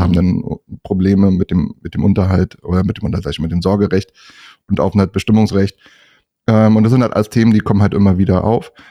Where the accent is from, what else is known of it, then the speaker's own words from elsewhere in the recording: north of Berlin, Brandenburg, Germany; komme auch nördlich von Berlin